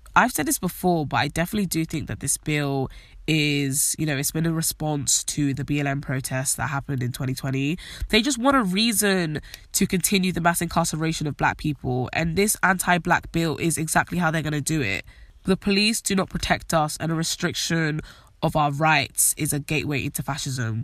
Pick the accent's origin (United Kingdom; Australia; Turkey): United Kingdom